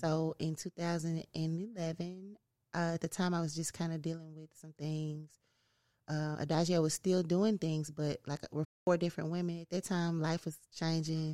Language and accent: English; Memphis, Tennessee, United States; also born or lived in Los Angeles; I am from North Memphis